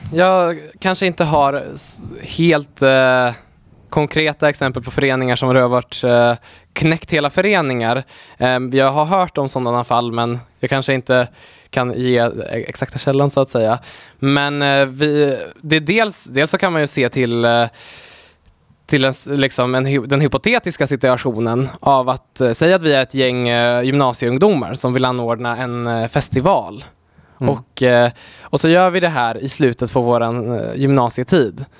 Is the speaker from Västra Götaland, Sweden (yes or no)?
no; Delsbo, Gävleborg County, Sweden; also born or lived in Poland; jag är då uppvuxen i Hälsingland, eh, i Delsbo